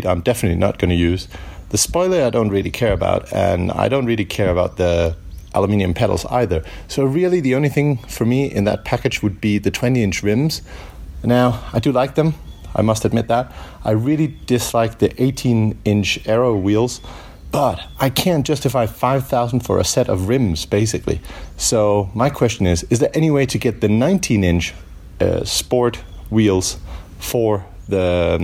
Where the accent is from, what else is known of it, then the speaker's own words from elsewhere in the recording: Spain; I'm from Spain, but I'm currently traveling in Japan with my family on holidays